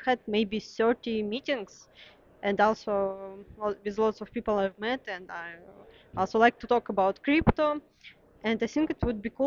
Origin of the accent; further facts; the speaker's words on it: Russia; moved away as an adult; now in Berlin, Germany; I'm originally from Russia, and I've been living in Berlin for 3 years